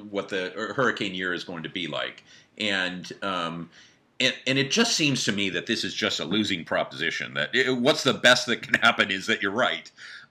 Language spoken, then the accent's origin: English; West Coast, United States; now in East Coast, United States; I grew up on the West Coast, and it's been so interesting to live on the East Coast for all these years now